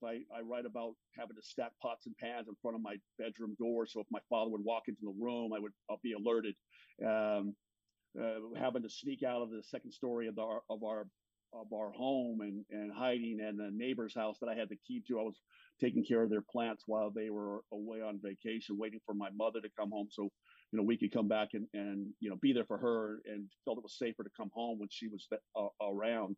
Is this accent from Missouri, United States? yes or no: no; Los Angeles, California, United States; I grew up in Los Angeles